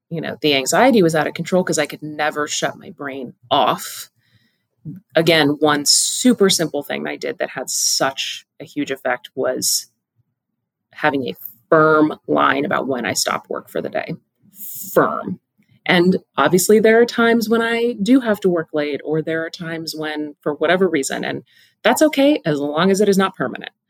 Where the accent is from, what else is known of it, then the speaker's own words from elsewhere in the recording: Pacific Northwest, United States; Also, again, growing up in the Pacific Northwest, get outside.